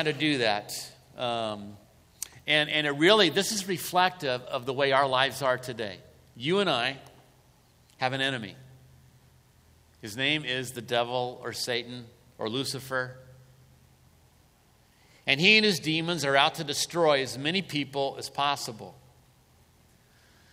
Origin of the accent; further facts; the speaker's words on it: United States; as an American